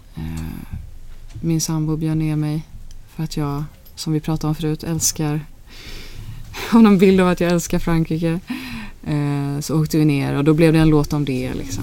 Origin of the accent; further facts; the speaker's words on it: Alingsås, Västra Götaland, Sweden; Vi är uppväxt på landet utanför Alingsås